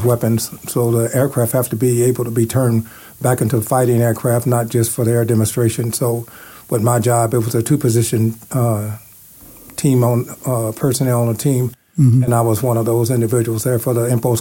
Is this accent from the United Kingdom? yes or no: no; Louisville, Kentucky, United States; moved away as an adult; now in Las Vegas, United States; I'm originally from Louisville, Kentucky